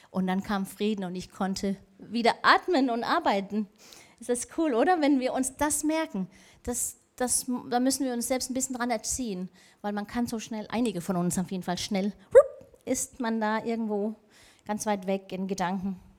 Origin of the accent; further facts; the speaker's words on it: Denmark; ich habe so einen Spaß gehabt, die letzten paar Wochen zu sehen, was mit meinem Heimatland Dänemark und Trump passiert ist.